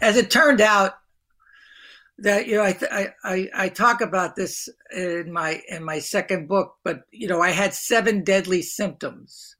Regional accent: Hoboken, New Jersey, United States; I grew up in Hoboken, New Jersey, small town

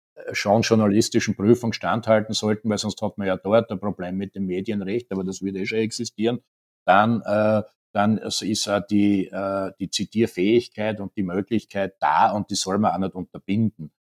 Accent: Styria, Austria; in der Steiermark, mein Heimatbundesland ist ja

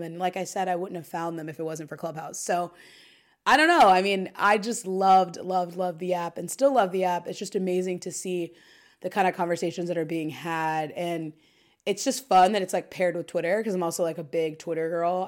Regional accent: Dayton, Ohio, United States; moved away as an adult; now in New York City, United States; I'm also from Dayton, Ohio

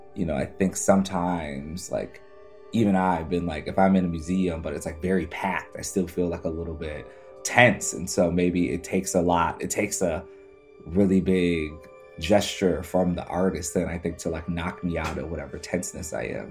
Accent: Midwest, United States; I'm from the Midwest and we're actually the middle of the country

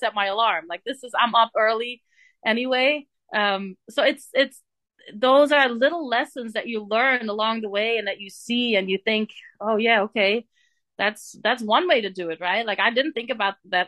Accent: Bree, Flanders, Belgium; English is a second language; moved away; from my hometown in Brie

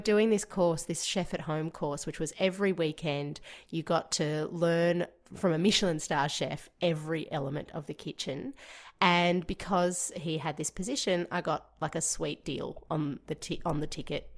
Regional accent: Georgia; moved away; growing up in Georgia, which is part of the former Soviet Union

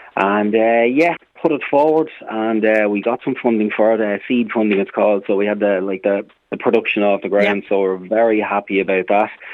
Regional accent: Trim, County Meath, Ireland; my hometown of Trim

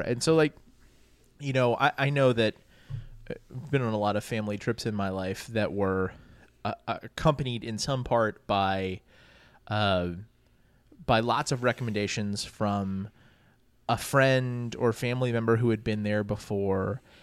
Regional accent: New Orleans, Louisiana, United States; I grew up in New Orleans

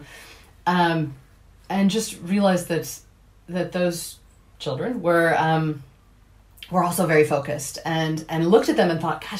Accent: Seattle, Washington, United States; accent: American; moved away as an adult; now in Dublin, Ireland; I am originally from Seattle, Washington

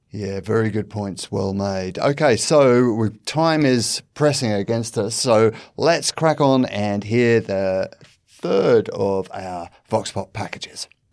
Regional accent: United Kingdom; now in Australia; As a British person

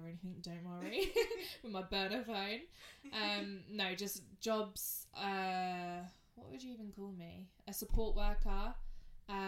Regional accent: Hertfordshire, East of England, United Kingdom; I'm also from Hertfordshire, also 23

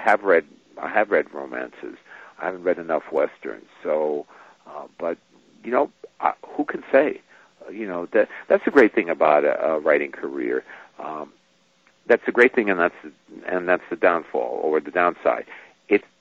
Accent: New York, United States; I grew up in New York

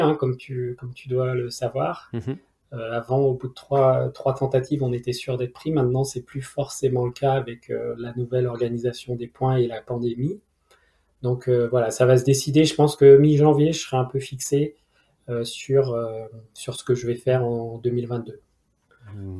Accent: region of the SaintéLyon race, Auvergne-Rhône-Alpes, France; moved away; qui est dans ma région d'origine

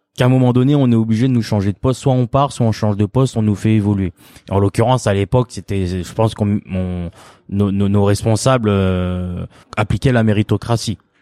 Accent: France; je suis né en France, hein, bien sûr. Je suis d'origine cambodgienne.

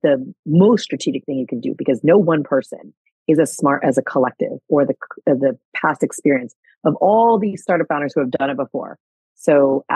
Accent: United States; also born or lived in California; now in New York, United States; by nature of my being American, I can live and work here

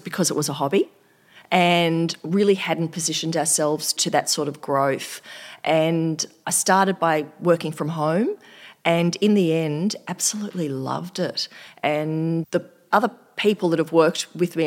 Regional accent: Australia; I'm just from Australia

